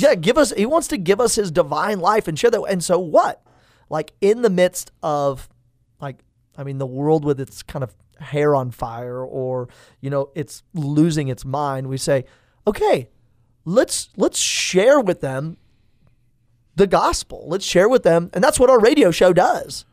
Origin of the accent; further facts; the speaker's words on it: Tulsa, Oklahoma, United States; now in Stillwater, United States; I was born in Tulsa, Saint Francis Xavier Hospital